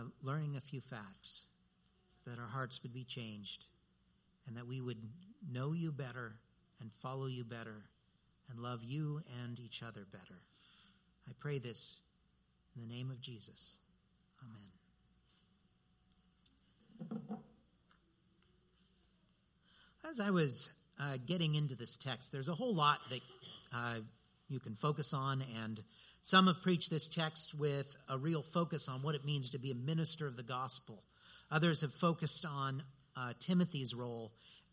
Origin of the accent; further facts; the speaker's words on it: United States; for us as American Christians